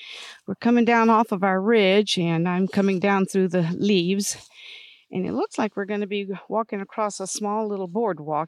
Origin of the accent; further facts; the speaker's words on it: Georgia, United States; I grew up in Georgia, and we had kudzu in our yard